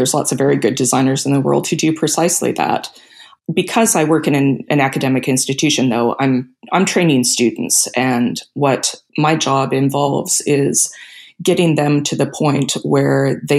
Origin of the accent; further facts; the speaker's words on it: Canada; also born or lived in South America; I'm Canadian, but I grew up in South America.